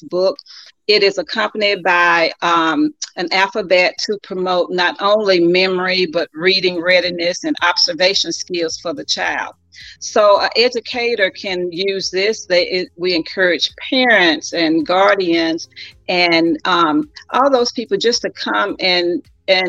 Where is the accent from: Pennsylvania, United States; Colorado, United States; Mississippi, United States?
Mississippi, United States; Vicksburg; also born or lived in St. Louis, Missouri; now in Beaumont, United States; I am originally from Vicksburg, Mississippi